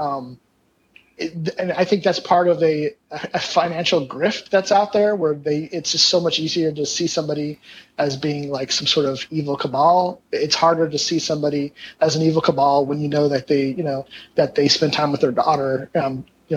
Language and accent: English; Kingman, Arizona, United States; moved away; I grew up, I was born in Kingman. I grew up on Irving and Sierra Vista